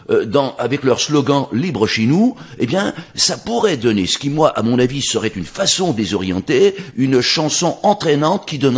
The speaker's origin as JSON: {"language": "French", "country": "France", "lives_now": "Canada", "said": "Bref, je suis un Français tout à fait québécois."}